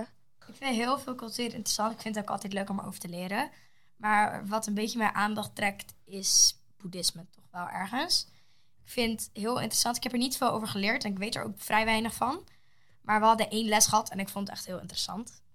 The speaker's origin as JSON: {"language": "Dutch", "country": "Netherlands", "tie": "born or raised there", "said": "Ik ben in Nederland geboren."}